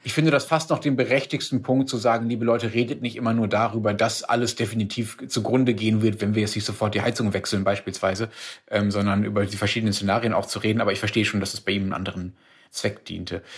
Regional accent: Germany; hier bei uns in Deutschland

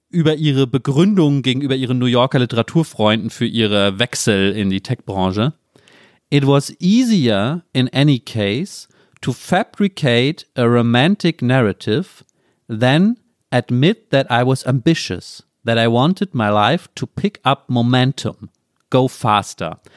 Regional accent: Germany; ich als Deutscher

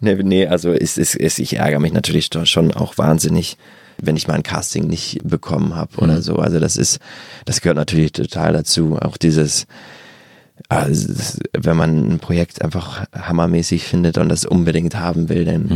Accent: Bargteheide, Schleswig-Holstein, Germany; bin ich zu so einem Jugendtheater in, in der Vorstadt gegangen, wo ich herkomme, in Bagdeheide

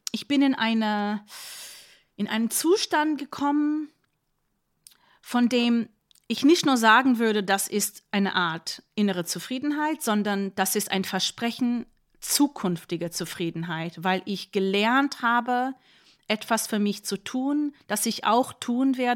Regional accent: Berlin, Germany; aber ich bin Berlinerin und ähm, ja, ich werde geimpft.

